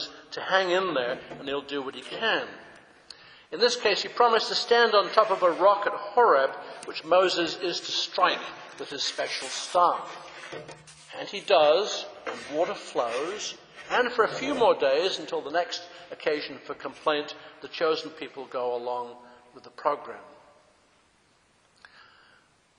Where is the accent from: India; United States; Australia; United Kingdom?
United Kingdom; England; moved away; When I grew up in England, in Britain